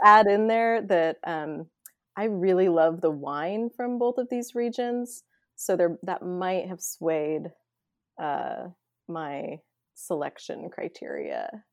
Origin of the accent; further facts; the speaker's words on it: McMinnville, Oregon, United States; moved away as an adult; also born or lived in Eugene, Oregon / New York City / Vancouver, Canada; born and raised in McMinnville, Oregon.